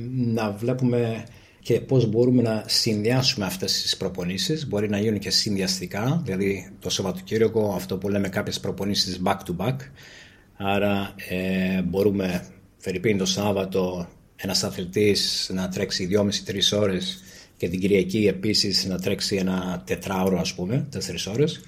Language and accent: Greek; Greece; είμαστε από την Ελλάδα και εγώ και η σύζυγός μου